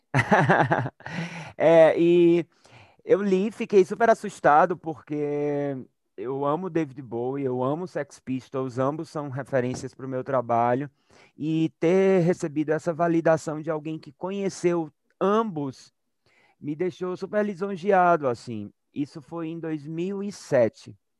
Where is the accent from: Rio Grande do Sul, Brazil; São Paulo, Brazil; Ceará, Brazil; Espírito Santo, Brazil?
Ceará, Brazil; Crato; moved away; eu sou do Crato, que é sertão do Ceará, é uma cidade bem pequenininha lá no agreste cearense. E lá nos anos 80 e 90, quando eu era criança